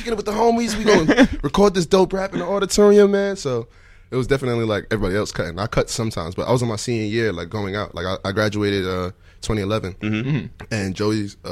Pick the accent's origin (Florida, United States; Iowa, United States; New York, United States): New York, United States; New York City; also born or lived in Flatbush / Bed-Stuy; I grew up in East Flatbush. Like, my family came from the Caribbean, and they moved to East Flatbush